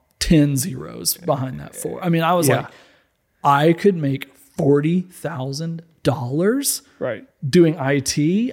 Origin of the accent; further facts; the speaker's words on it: Little Rock, Arkansas, United States; I grew up in Little Rock, Arkansas.